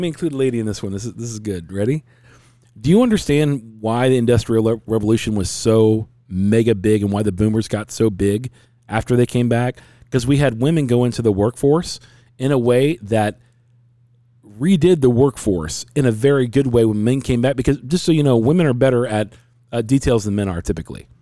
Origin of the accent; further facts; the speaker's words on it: United States; I'm an American.